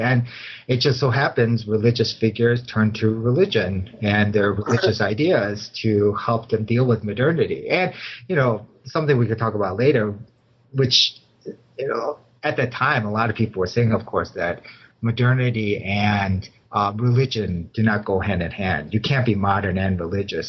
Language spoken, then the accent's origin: English; Chicago, Illinois, United States; moved away as an adult; also born or lived in Los Angeles area, California; now in Claremont, United States; I was born and raised in Chicago too